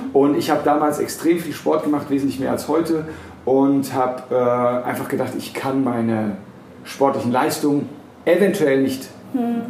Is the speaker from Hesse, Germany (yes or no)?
yes; Frankfurt am Main, Hesse, Germany; Ich bin ja in Frankfurt am Main geboren und aufgewachsen